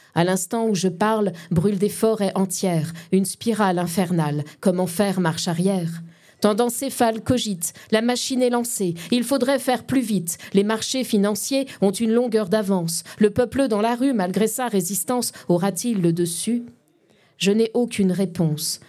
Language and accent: French; Lorraine, Grand Est, France; also born or lived in Paris; d'où je viens euh, D'ici, en fait. Euh, enfin, je suis Lorraine